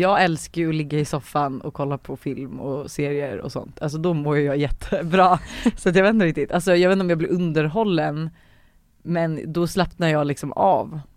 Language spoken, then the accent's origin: Swedish; Sweden; vi svenskar